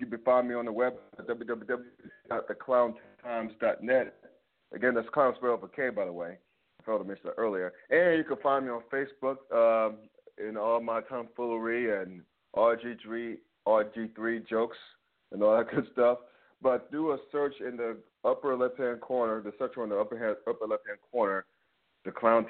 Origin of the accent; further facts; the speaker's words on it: Winston-Salem, North Carolina, United States; I grew up in Winston-Salem